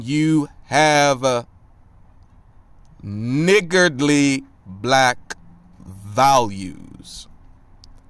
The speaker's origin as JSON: {"language": "English", "country": "United States", "tie": "born or raised there", "said": "I was born in the United States of America"}